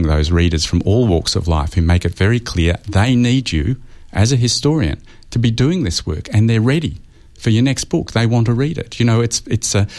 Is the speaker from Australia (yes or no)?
yes; Australia; as an Australian historian